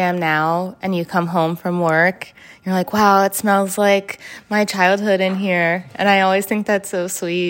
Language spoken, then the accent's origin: English; New York City, New York, United States; I grew up in New York City as an Ashkenazi Jew.